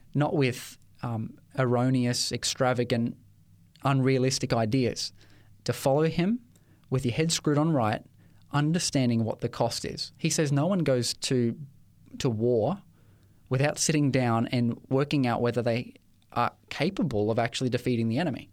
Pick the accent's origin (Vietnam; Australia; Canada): Australia; Ipswich, Queensland; I grew up in Ipswich